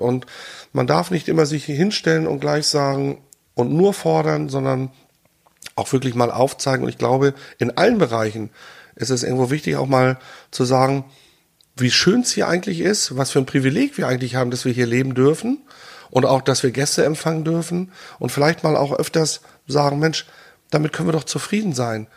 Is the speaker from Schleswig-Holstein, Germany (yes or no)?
yes; Rantum, Schleswig-Holstein, Germany; also born or lived in Hannover; ich bin hier in Randum aufgewachsen